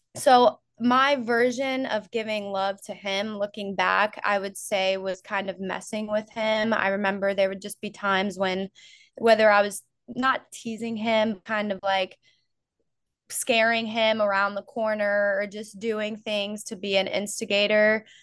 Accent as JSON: {"language": "English", "region": "Florida", "country": "United States", "tie": "born or raised there", "moved": "yes", "lives_now": "North Georgia, United States", "said": "I grew up in Florida"}